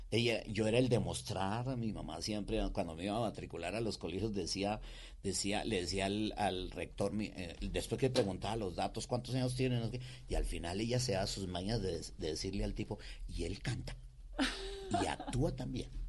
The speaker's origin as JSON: {"language": "Spanish", "town": "Cali", "region": "Valle del Cauca", "country": "Colombia", "tie": "born or raised there", "said": "Eh, vivíamos en esa época en la floresta. Acá en Bogotá. No, en Cali."}